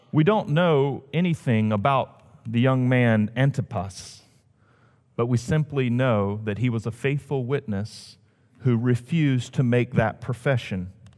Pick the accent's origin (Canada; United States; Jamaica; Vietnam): United States; the South; moved away as an adult; also born or lived in Washington, D.C.; being a Southerner